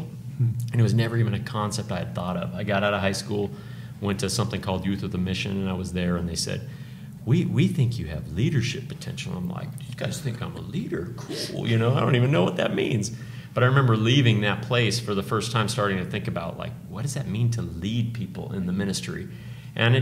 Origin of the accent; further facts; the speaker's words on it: Tucson, Arizona, United States; also born or lived in California; my hometown, Tucson